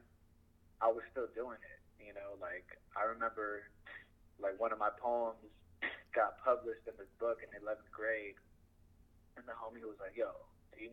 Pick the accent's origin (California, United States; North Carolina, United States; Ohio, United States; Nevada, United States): California, United States; Downey; I grew up in Downey, but it's like on a borderline to Paramount at the time